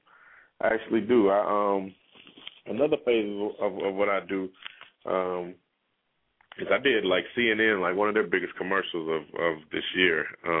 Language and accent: English; Atlanta, Georgia, United States; It's like, you know, I'm from Atlanta, and it's a huge wrestling city, you know what I'm saying?